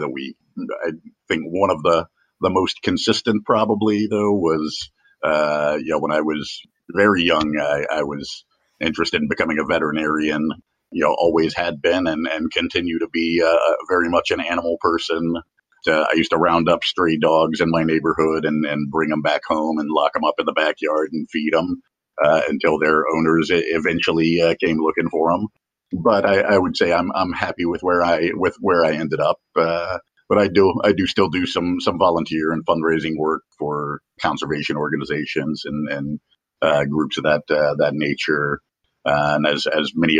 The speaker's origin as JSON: {"language": "English", "town": "Jacksonville", "region": "Florida", "country": "United States", "tie": "born or raised there", "said": "my hometown of Jacksonville"}